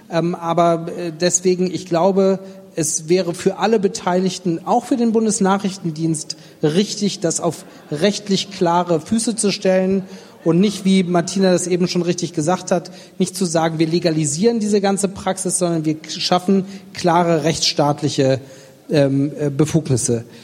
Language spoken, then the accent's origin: German; Stuttgart, Baden-Württemberg, Germany; ich bin Stuttgarter